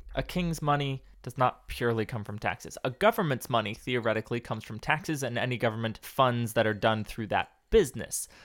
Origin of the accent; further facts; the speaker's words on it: West Coast, United States; moved away as an adult; also born or lived in Texas; growing up on the West Coast